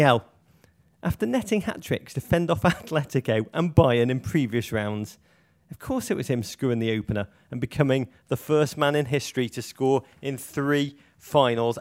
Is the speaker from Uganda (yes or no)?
no; Liverpool, North West England, United Kingdom; my hometown, Liverpool